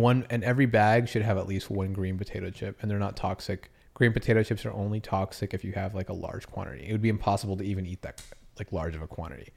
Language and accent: English; Massachusetts, United States; I grew up in Massachusetts